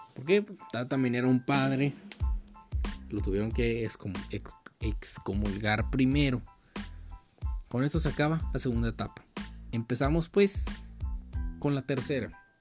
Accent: Mexico; yo soy mexicano

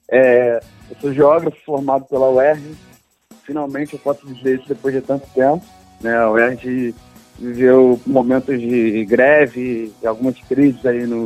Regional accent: Rio de Janeiro, Brazil; Mas sou carioca, morador do, do, Rio de Janeiro sempre, né? A minha vida inteira.

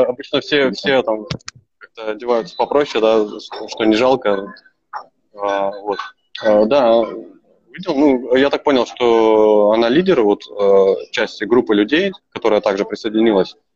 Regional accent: Novosibirsk, Novosibirsk Oblast, Russia; also born or lived in Kyzyl, Tuva; сам я из Новосибирска, да. А сейчас я не в Новосибирске, я в городе Кызыл.

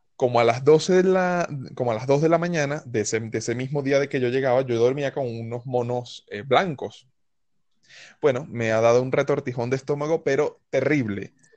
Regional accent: Venezuela; moved away as an adult; decidí salir de Venezuela

